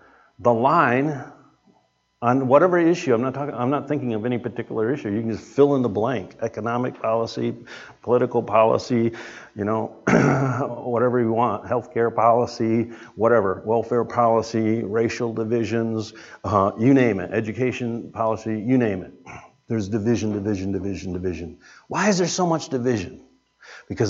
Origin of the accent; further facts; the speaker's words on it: United States; I'm American